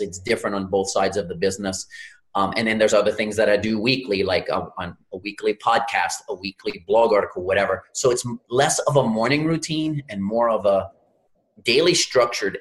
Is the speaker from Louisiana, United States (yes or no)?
yes; Louisiana, United States; I'm from Louisiana, grew up in the Gulf of Mexico